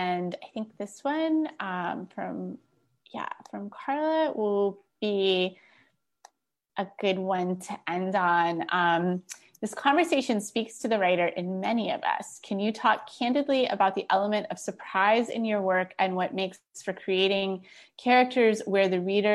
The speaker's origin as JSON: {"language": "English", "region": "Florida", "country": "United States", "tie": "born or raised there", "moved": "as an adult", "said": "I've been in my hometown in Florida"}